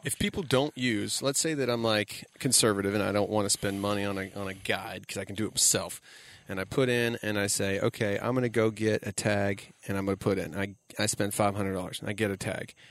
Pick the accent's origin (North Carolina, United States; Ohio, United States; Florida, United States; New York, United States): Florida, United States; South; I grew up in South Florida